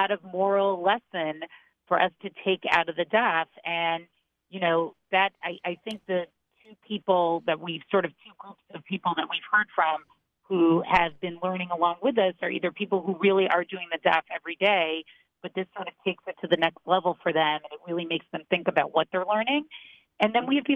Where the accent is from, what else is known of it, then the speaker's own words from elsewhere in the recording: Boston, Massachusetts, United States; I grew up in Boston, was educated at Maimonides